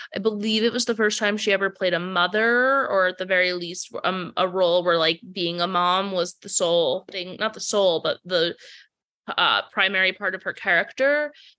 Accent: Providence, Rhode Island, United States; now in New York, United States; I grew up in Providence, Rhode Island

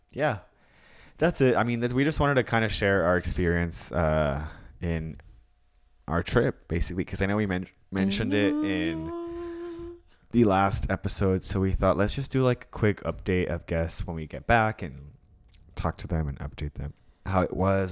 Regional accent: California, United States; I'm from Cali

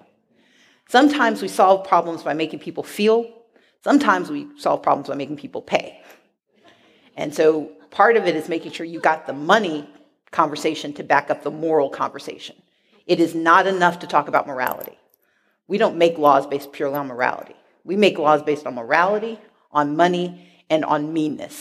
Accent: Mississippi, United States; now in Atlanta, United States; I grew up poor black in Mississippi.

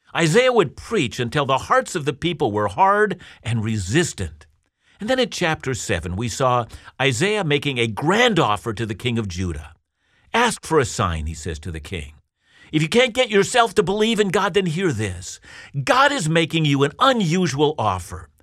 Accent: Canada; as a Canadian Christian

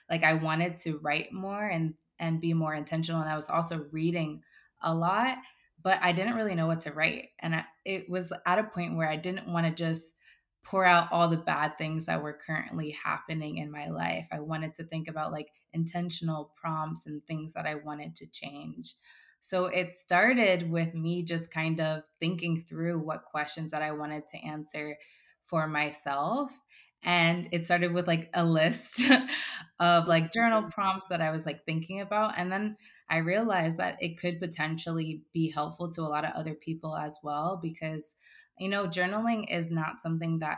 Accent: West Palm Beach, Florida, United States; Yeah, West Palm Beach, Florida.

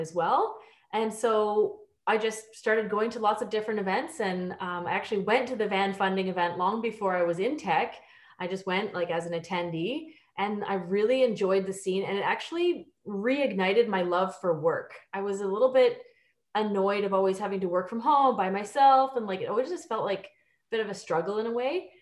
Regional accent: Ontario, Canada; moved away as an adult; also born or lived in Australia / United Kingdom; now in Vancouver, Canada; I'm from Ontario. I lived abroad for almost 10 years. I lived in Australia and the UK. And then I moved to Vancouver 5 years ago

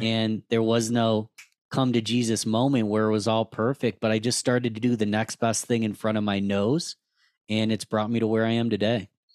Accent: Rochester, New York, United States; I'm born and raised in Rochester, New York, lived here my whole life

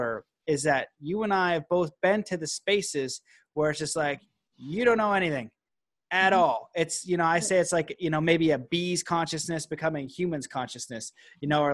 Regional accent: Canada; I'm Canadian

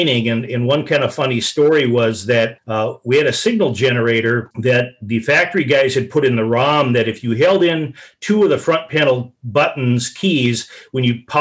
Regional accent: Willmar, Minnesota, United States; moved away as an adult; also born or lived in Shoreview, Minnesota; now in East Bethel, United States; living in Wilmer at the time, my hometown

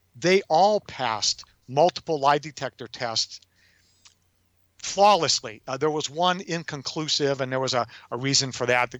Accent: Detroit, Michigan, United States; I'm a kid from Detroit

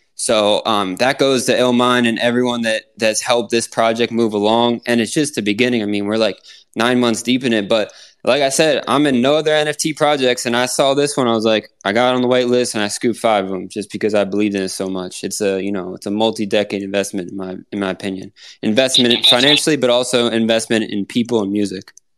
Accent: Pennsylvania, United States; now in Florida, United States; I'm from Pennsylvania

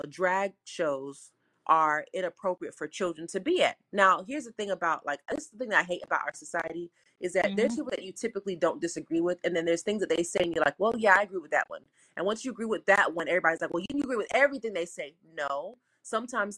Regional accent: South Florida, United States; I'm from South Florida

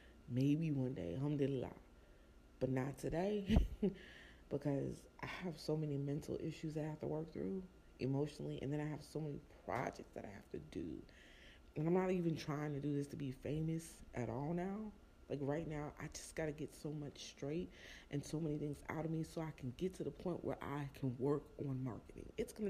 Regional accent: New Jersey, United States; also born or lived in Florida; I came from Jersey and I was in Florida

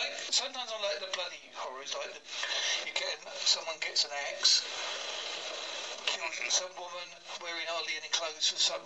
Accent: Essex and Devon, England, United Kingdom; accent: Essex and Devon; my accent's a combination of Essex and Devon

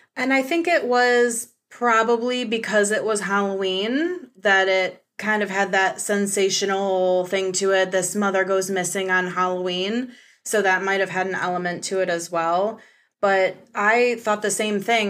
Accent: Michigan, United States; I'm from Michigan

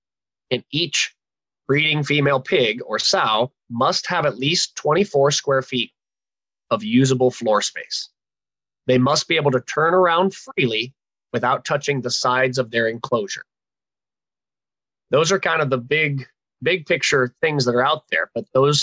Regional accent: Ohio, United States; moved away; also born or lived in Kansas; I'm originally from Ohio and grew up with a cattle and hog background

